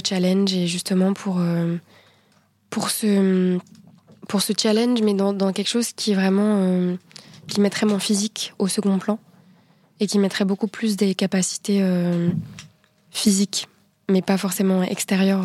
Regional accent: France; En tant que Française

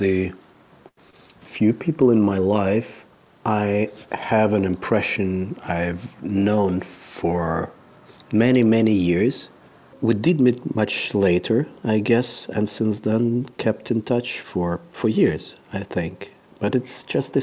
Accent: Kharkiv, Kharkiv Oblast, Ukraine; moved away as an adult; now in Germany; I was born in Kharkiv, Ukraine, in 1975. I left to Germany with my parents and my grandparents in 1995.

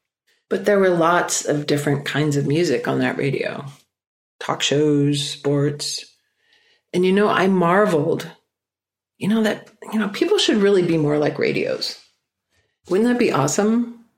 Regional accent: Minneapolis, Minnesota, United States; also born or lived in Stockholm, Sweden; I was born in Stockholm, Sweden, and I lived there until I was 5 and obviously learned to speak Swedish. Then my parents gathered me up and we emigrated to the United States. And our first stop was Minneapolis, Minnesota

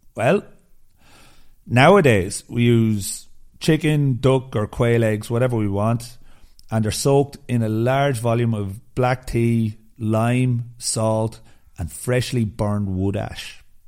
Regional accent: Ireland; I'm Irish

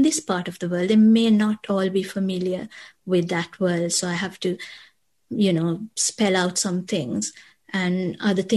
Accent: Colombo, Western Province, Sri Lanka; moved away as an adult; now in Hertfordshire, United Kingdom; I'm from Colombo and it's a very busy and densely populated city

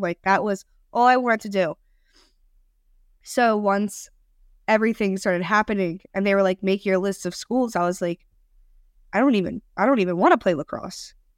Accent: Maryland, United States; now in Cincinnati, United States; I'm from Maryland

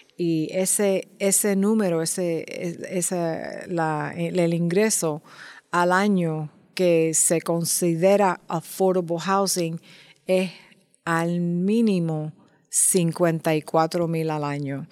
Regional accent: New York, United States; Nosotros somos del Bronx

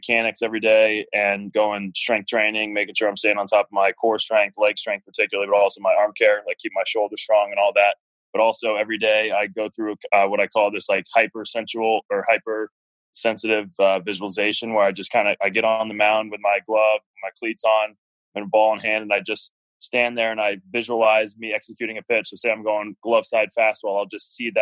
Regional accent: Cincinnati, Ohio, United States; also born or lived in Chicago, Illinois; I'm originally from Cincinnati, Ohio. Wasn't born there. I was born in Chicago, moved all over the country for my first 8 years of life, but then we settled here

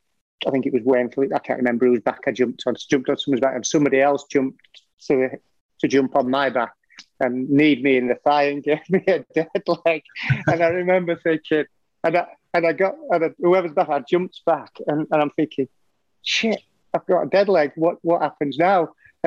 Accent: England, United Kingdom; Obviously, I was classed as an Englishman, a foreigner, wasn't I? As a foreign player.

